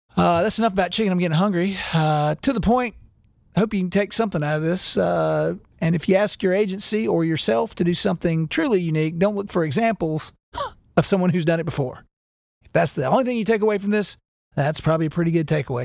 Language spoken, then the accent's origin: English; Winston-Salem, North Carolina, United States; growing up in Winston Salem, North Carolina, we had a, a Champion Haynes outlet